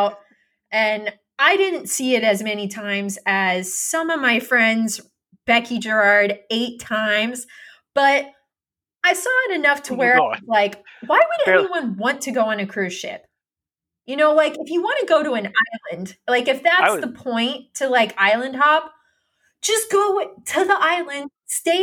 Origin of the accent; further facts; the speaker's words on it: Western Kansas, United States; growing up in Western Kansas